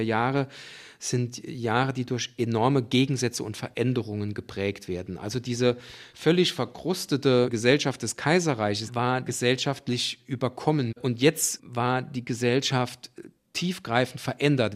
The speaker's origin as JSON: {"language": "German", "town": "Saarbrücken", "region": "Saarland", "country": "Germany", "said": "hier bei uns in Saarbrücken"}